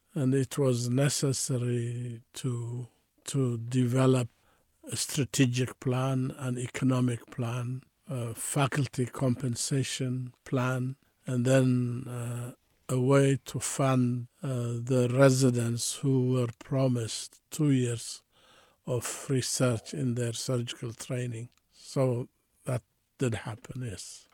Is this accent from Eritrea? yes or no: yes; Eritrea; moved away as an adult; also born or lived in Addis Ababa, Ethiopia / Canada; now in San Francisco, United States; I was born in Eritrea, and then, uh, I, I went to high school and college in Ethiopia, in Addis Ababa